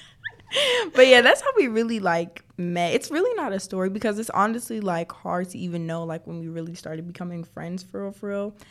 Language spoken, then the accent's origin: English; Clayton County, Georgia, United States; I was born in Clayton County, so you know the ghetto